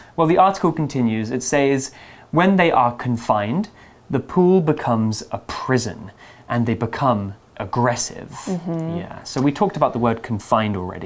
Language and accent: English; on the North Sea coast, England, United Kingdom; where I'm from uh, really? in, in England